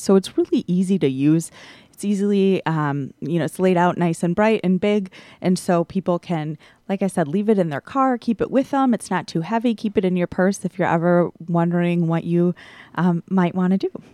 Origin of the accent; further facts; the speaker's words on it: Milwaukee, Wisconsin, United States; I was born and raised in Milwaukee